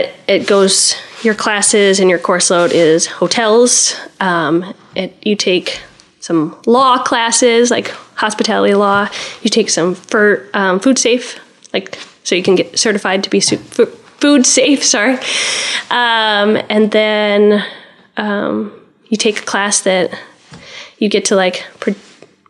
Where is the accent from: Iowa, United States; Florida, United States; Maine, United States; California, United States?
Iowa, United States; Spencer; when I was growing up in Spencer